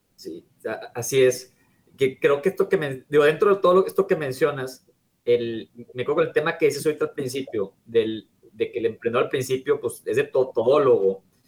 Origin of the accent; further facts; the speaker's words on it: Mexico; México estamos un poco retrasados